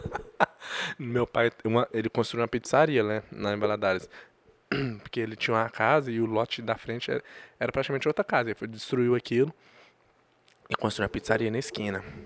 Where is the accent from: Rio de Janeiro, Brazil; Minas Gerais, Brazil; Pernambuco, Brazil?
Minas Gerais, Brazil; Governador Valadares; Eu sou de Valadares